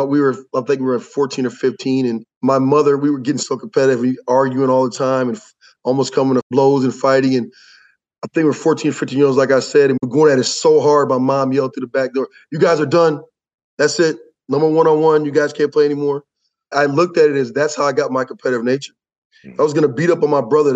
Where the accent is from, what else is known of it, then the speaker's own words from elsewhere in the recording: Lansing, Michigan, United States; also born or lived in Dayton, Ohio; my twin brother Charles and I grew up in Lansing, Michigan